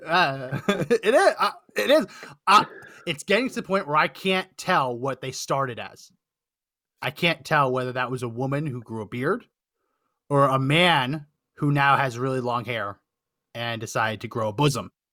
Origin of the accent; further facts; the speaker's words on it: New Jersey, United States; I grew up in New Jersey, so I was in New York all the time